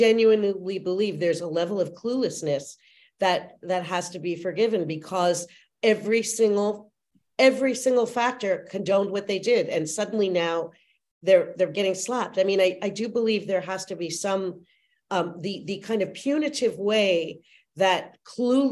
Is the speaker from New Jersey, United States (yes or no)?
yes; Clifton, New Jersey, United States; I grew up in the Austria-Hungarian Empire that happened to be in Clifton, New Jersey